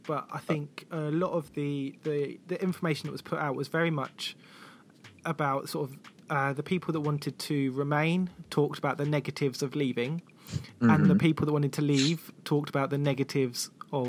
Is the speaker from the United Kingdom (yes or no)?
yes; south coast of the UK, England, United Kingdom; from the south coast of the UK